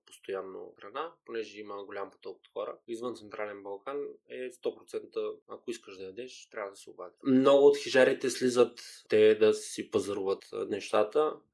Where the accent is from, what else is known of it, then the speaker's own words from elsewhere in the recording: Gabrovo, Gabrovo Province, Bulgaria; moved away; also born or lived in Spain; аз съм израснал в Гаврово